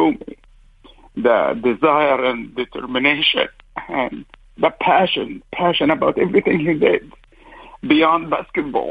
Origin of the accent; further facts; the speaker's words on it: Alexandria, Alexandria Governorate, Egypt; now in Orange, United States; I was born and raised in Alexandria, Egypt